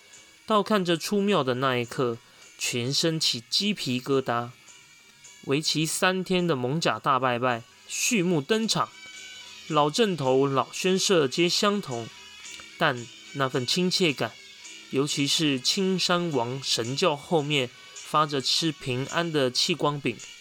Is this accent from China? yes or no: no; Taipei, Taiwan; 从小住在万华